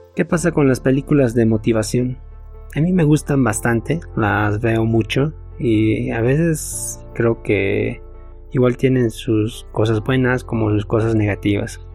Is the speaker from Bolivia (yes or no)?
yes; Bolivia; acá en mi nacionalidad, en mi país, mi amada Bolivia